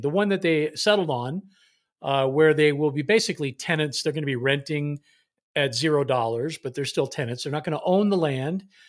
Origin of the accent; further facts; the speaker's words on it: Bay Area, California, United States; I was born in Southern California, but escape the, uh, the clutches of the Angels because we moved up to the Bay Area and never looked back